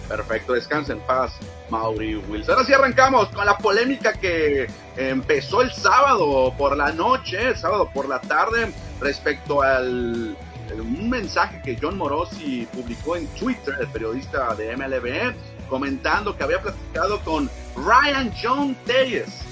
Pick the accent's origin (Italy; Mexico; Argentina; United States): Mexico; nosotros los mexicanos